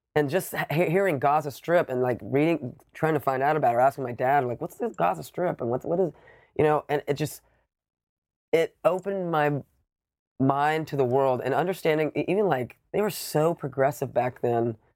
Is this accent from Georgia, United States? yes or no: yes; Savannah, Georgia, United States; I grew up in Savannah, Georgia